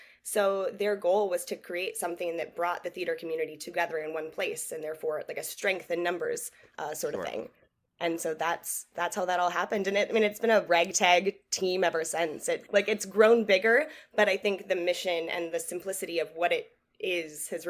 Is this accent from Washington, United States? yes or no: yes; Port Orchard, Washington, United States; moved away as an adult; now in Los Angeles, United States; Yeah, I'm from Port Orchard, Washington, a tiny little town no one would know unless you were from Washington.